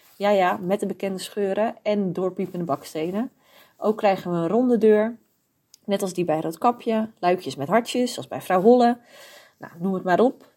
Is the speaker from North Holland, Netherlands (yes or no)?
yes; North Holland, Netherlands; moved away as an adult; We komen eigenlijk uit Noord-Holland en daar was het gewoon niet te betalen.